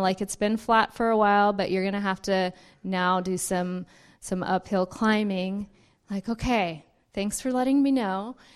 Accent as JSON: {"language": "English", "town": "Richmond", "region": "California", "country": "United States", "tie": "born or raised there", "also_born_or_lived": "Missouri", "said": "I grew up in Richmond"}